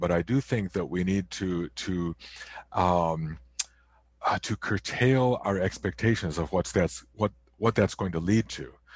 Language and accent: English; near Chicago, Illinois, United States; now in Canada; I was born in the United States, not too far from Chicago